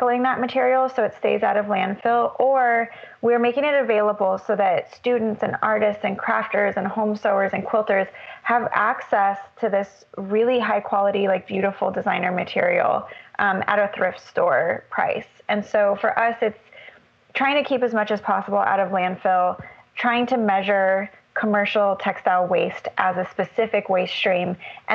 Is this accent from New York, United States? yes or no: no; Albuquerque, New Mexico, United States; I grew up in Albuquerque, New Mexico